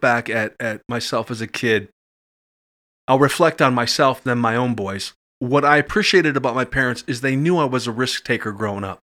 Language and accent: English; Madison, Wisconsin, United States; I grew up in Madison from about the age of three and a half. Uh, went to Sherman uh, Middle School and grade school, and went to Madison East.